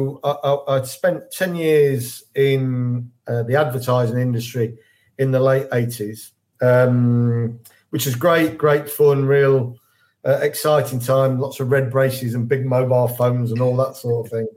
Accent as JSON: {"language": "English", "town": "Leicester", "region": "East Midlands", "country": "United Kingdom", "tie": "born or raised there", "also_born_or_lived": "Leeds", "moved": "as an adult", "said": "I'm a Leicester lad. I was born and bred in Leicester."}